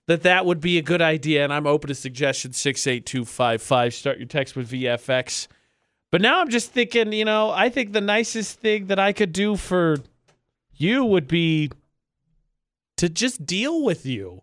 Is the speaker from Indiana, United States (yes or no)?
yes; Indiana, United States; I'm from Indiana